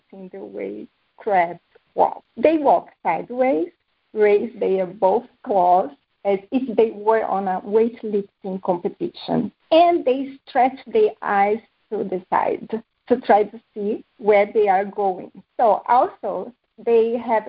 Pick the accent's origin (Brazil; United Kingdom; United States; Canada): Brazil; moved away; also born or lived in Bahrain / Spain; growing up in Brazil taught me how to combine hard work